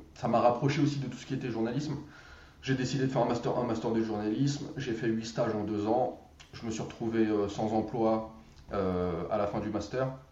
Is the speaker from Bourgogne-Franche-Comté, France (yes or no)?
no; Drancy, Île-de-France, France; j'habitais le 93, à Drancy